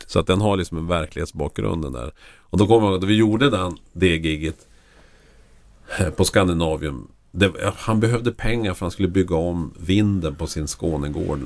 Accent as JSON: {"language": "Swedish", "town": "Lycksele", "region": "Västerbotten County", "country": "Sweden", "tie": "born or raised there", "moved": "yes", "said": "jag växte upp i Lycksele där det bodde 7000 människor."}